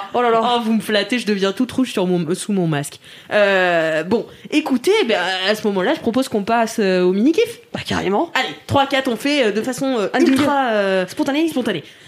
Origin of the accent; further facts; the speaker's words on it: Nantes, Pays de la Loire, France; Je m'en vante à chaque fois qu'on me dit Tu viens d'où De Nantes